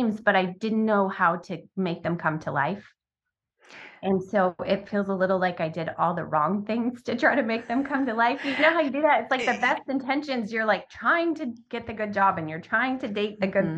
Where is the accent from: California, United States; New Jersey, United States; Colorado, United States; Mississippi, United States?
California, United States; Sacramento; moved away; also born or lived in Baudette, Minnesota / Phoenix, Arizona; when I was about 9, we moved to the Sacramento area of California